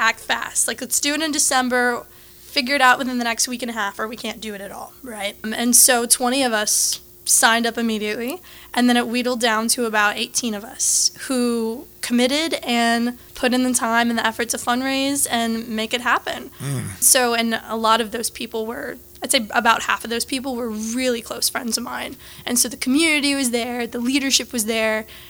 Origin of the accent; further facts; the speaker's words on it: Lafayette, Louisiana, United States; I was born and raised in Lafayette